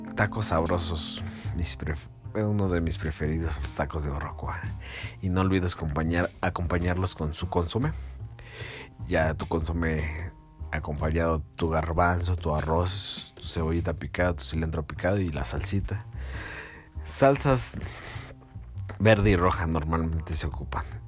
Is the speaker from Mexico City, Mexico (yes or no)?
yes; Mexico City, Mexico; yo soy de la Ciudad de México